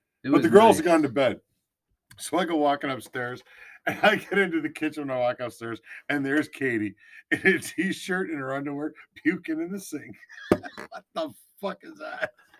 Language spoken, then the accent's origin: English; Canada; accent: Canadian